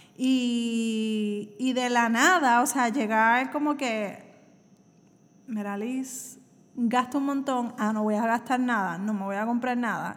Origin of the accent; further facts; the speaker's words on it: Puerto Rico; soy de Puerto Rico